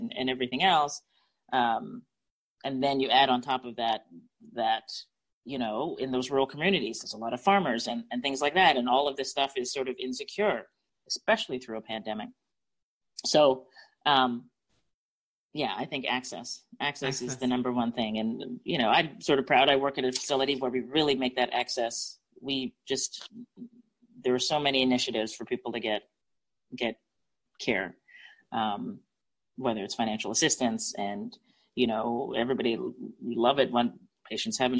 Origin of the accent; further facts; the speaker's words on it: Canada; now in Pensacola, United States; I grew up in the Canadian healthcare system